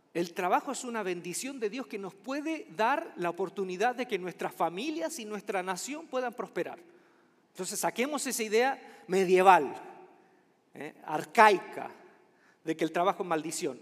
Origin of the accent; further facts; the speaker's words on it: Chile; mi país, Chile